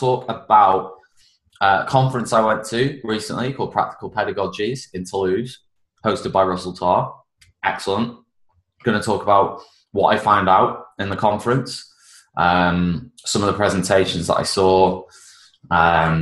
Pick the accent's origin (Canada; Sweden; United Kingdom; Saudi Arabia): United Kingdom; now in Spain; I'm quintessentially British out here